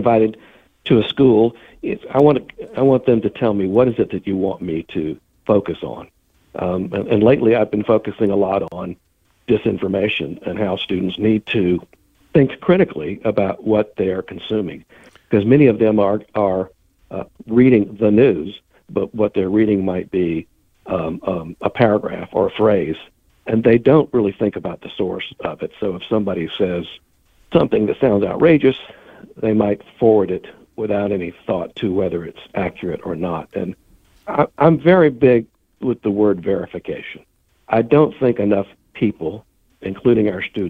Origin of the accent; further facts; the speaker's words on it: Columbia, United States; I grew up in Columbia as a member of the Jewish community